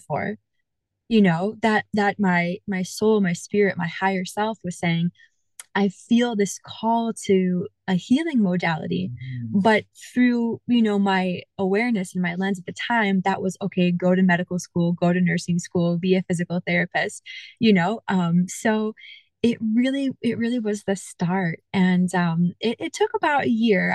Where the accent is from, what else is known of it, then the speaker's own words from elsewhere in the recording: Northeast, United States; moved away as an adult; now in Florida, United States; I'm originally from the Northeast in the US